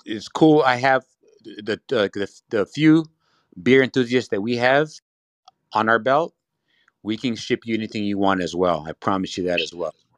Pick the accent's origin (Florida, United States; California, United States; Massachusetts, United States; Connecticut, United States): California, United States; also born or lived in Ontario, California; I'm from California